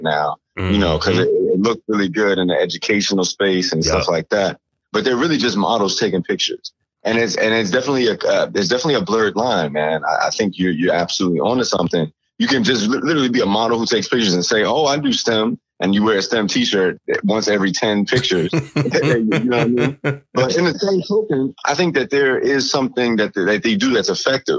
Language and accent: English; Chicago, Illinois, United States; growing up in Chicago